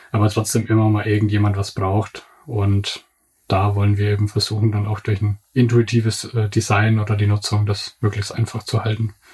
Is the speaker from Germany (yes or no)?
yes; Bavaria, Germany; Also ich komme aus Unterfranken, aus der Nähe von Würzburg.